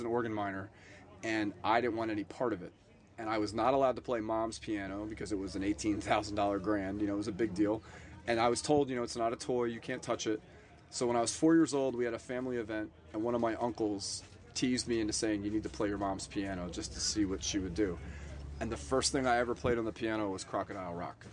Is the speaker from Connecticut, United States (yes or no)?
no; the Poconos, Pennsylvania, United States; moved away as an adult; also born or lived in New Jersey / New York City; now in Florida, United States; I grew up in Pennsylvania and lived there all through high school